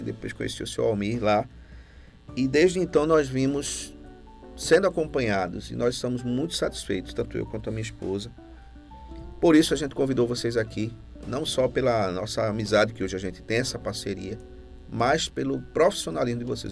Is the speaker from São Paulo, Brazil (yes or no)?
no; Recife, Pernambuco, Brazil; moved away as an adult; now in Carpina, Brazil; eu sou de Recife, né? moro aqui em Carpina desde 2015